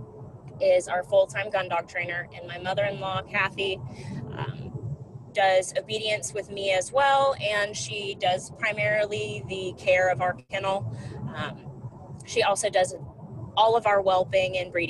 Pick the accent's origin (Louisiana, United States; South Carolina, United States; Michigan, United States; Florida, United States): South Carolina, United States; St. Matthews; I am from St. Matthews, South Carolina, which is about 20 minutes outside of Columbia.